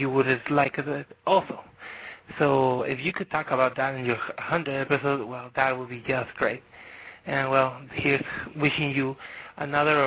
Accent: Tijuana, Baja California, Mexico; I'm from Tijuana

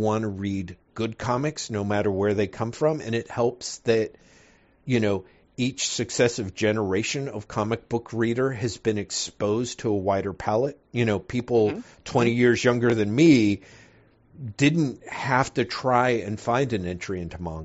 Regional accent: United States

